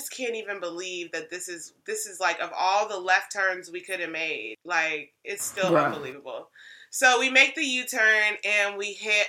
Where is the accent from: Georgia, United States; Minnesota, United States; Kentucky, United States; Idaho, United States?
Georgia, United States; And I said, Georgia.